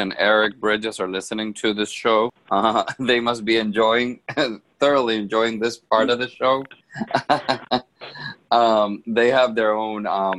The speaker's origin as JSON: {"language": "English", "country": "Honduras", "tie": "born or raised there", "moved": "yes", "said": "having, you know, been born and raised in Honduras, I obviously, I'm into the soccer culture"}